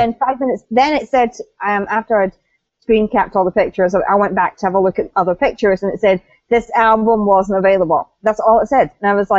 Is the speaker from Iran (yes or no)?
no; United Kingdom; I'm British